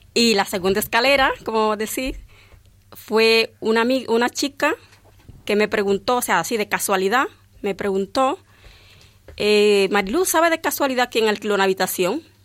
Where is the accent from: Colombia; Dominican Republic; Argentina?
Dominican Republic; now in Valdemoro, Spain; yo nací en un, en un pueblo muy pequeño, allí en mi país, y en aquel pueblo no, no había iglesia.